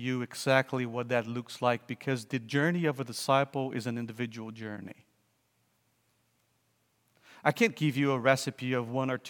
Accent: Brazil; moved away as an adult; also born or lived in Vancouver, Canada / Cambridge, England; I'm from Brazil

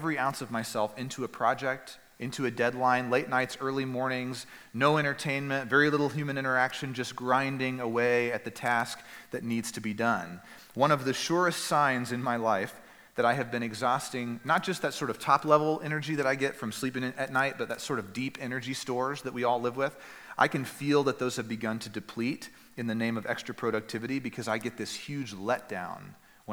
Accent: East Texas, United States; moved away; Where I grew up in East Texas

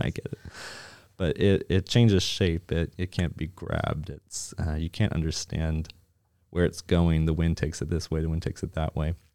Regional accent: Nova Scotia, Canada; now in Plano, United States; I'm originally from Nova Scotia

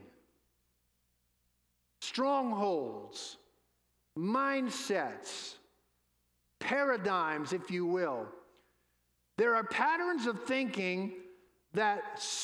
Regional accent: New Orleans, Louisiana, United States; I'm from New Orleans, home of the New Orleans Saints

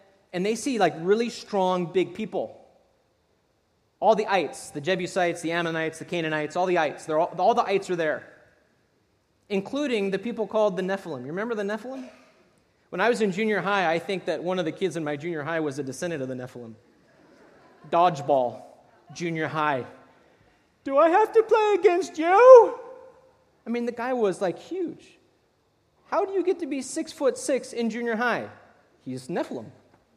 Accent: California, United States; moved away; I'm from California

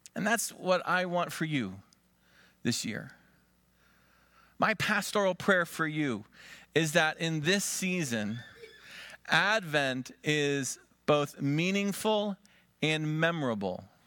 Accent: Conneautville, Pennsylvania, United States; moved away; my hometown, Conneauttville

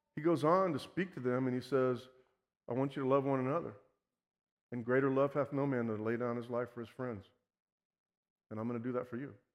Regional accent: Houston, Texas, United States; I was born and raised here in Houston

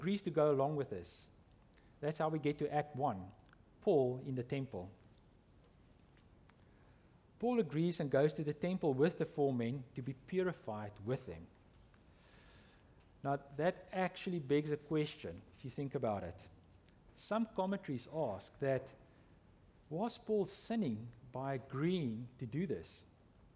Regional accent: South Africa; I'm from South Africa

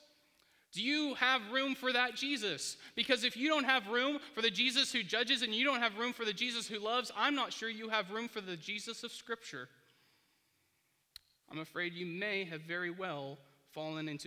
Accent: United States; born or raised there

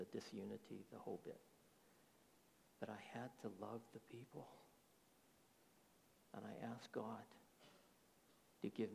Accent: United States; also born or lived in Texas; I was born in America. My whole outlook is more Americanized

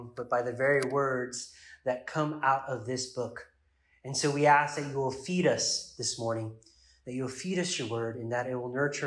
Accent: United States; as an American

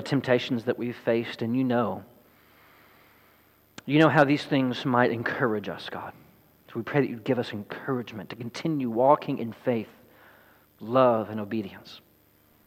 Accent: Sadler, Texas, United States; our home where I grew up in Sadler, Texas, as a young chap.

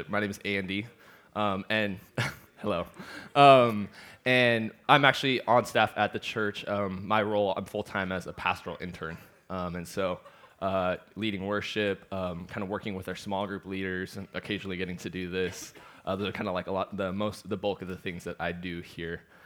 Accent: Seattle, Washington, United States; also born or lived in Galveston, Texas; I'm from Seattle

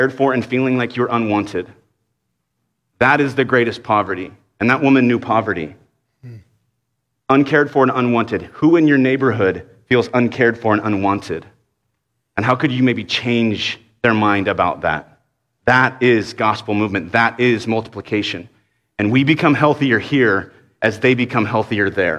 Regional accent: Dallas, Texas, United States; I grew up in Dallas

